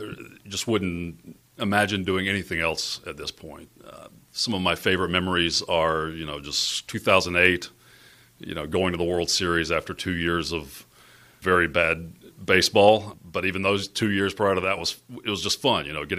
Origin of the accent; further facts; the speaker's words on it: near Charleston, South Carolina, United States; moved away as an adult; now in Tampa Bay, United States; I was working what I would call a regular job back in Charleston, South Carolina, near my hometown